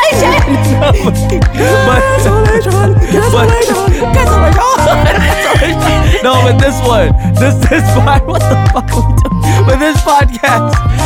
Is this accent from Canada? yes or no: yes; Canada; I am still a Canadian